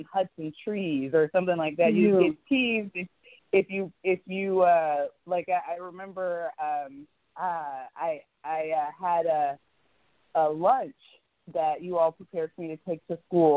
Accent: Wichita, Kansas, United States; moved away as an adult; also born or lived in McPherson, Kansas; now in Los Angeles, United States; growing up in Wichita, Kansas

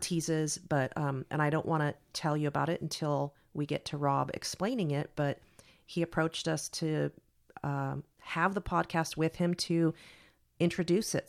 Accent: San Carlos, California, United States; I grew up in San Carlos, which was like Mayberry comparatively.

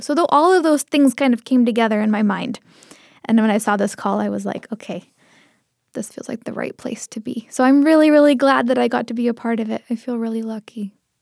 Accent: Seattle, Washington, United States; first language Tamil; English is a second language; I grew up in the Seattle area

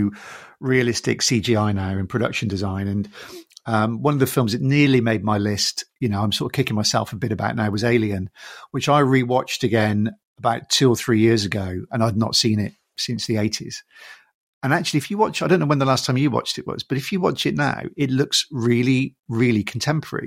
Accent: England, United Kingdom; I'm Irish as well as British. I'm born in England, but I've got an Irish family.

